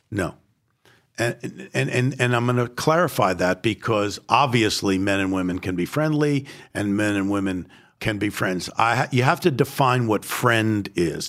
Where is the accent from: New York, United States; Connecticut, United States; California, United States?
New York, United States; New York City; I was born in the Bronx and I am Jewish